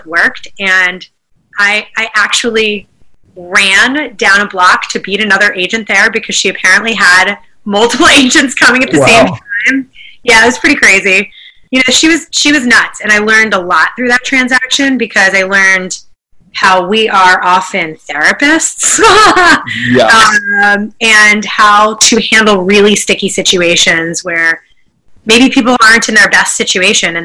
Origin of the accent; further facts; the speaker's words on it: Philadelphia, Pennsylvania, United States; I'm from Philly, lived here my whole life.